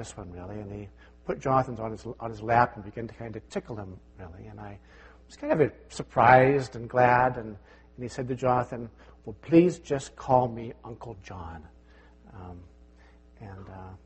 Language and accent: English; Davis, California, United States; moved away; I grew up in Davis, California